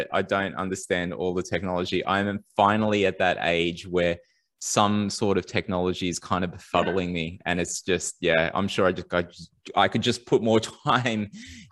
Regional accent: Sydney, New South Wales, Australia; growing up in Western Sydney

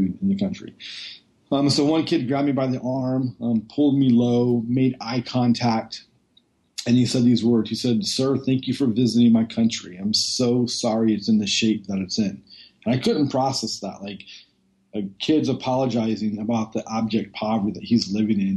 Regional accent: just outside of Oakland, Northern California, United States; I grew up in Northern California, just outside of Oakland

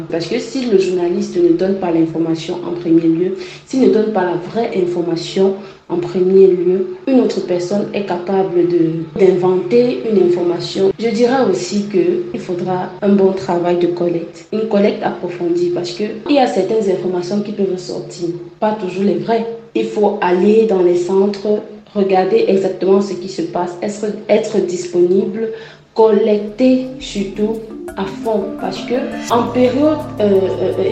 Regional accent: Cameroon; du Cameroun.

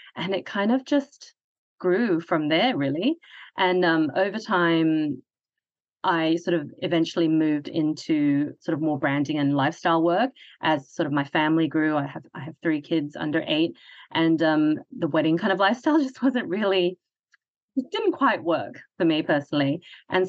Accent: Hong Kong; I'm from Hong Kong, so Chinese culture

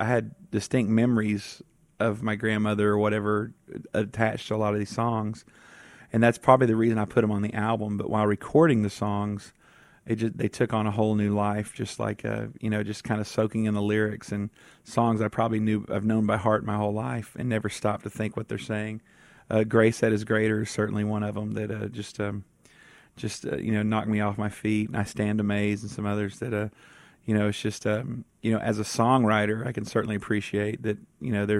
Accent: East Texas, United States; I grew up in East Texas

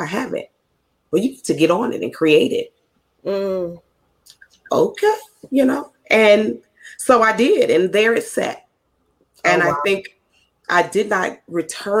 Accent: Mississippi, United States; accent: Southern; I'm Southern. I'm from Mississippi.

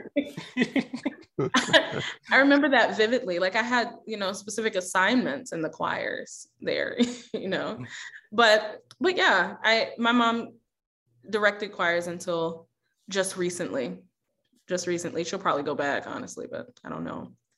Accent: Baltimore, Maryland, United States; also born or lived in Houston, Texas; now in Minneapolis, United States; I grew up in Baltimore

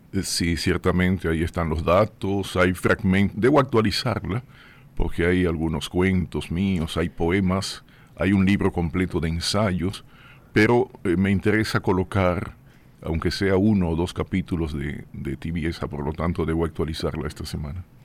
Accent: Puerto Plata, Dominican Republic; moved away as an adult; also born or lived in Santo Domingo; en mi pueblo, en Puerto Plata, lo que hice fue sobre todo deporte

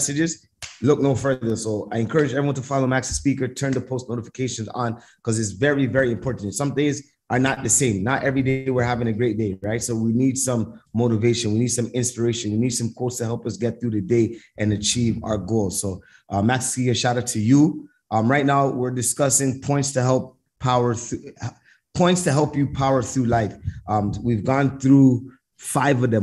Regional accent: Canada; where I was from Canada

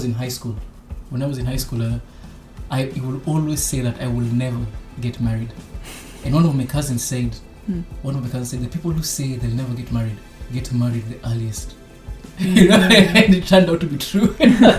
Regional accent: Osaka, Japan; we're from Osaka

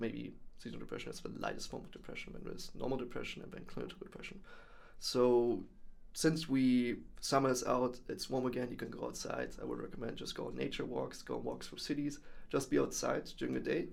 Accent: Germany; moved away as an adult; now in Netherlands; born and raised in Germany, came over here to the Netherlands uh, four years ago

